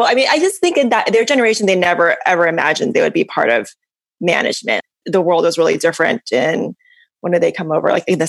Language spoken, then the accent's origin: English; Bay Area, California, United States; I grew up in the Bay Area in California, so I've lived here almost my entire life. My parents were very typical first-generation immigrants. They came from Taiwan.